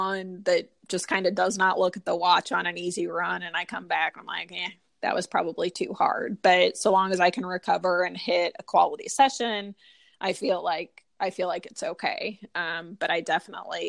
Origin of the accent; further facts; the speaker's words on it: St. Louis, Missouri, United States; I am from St. Louis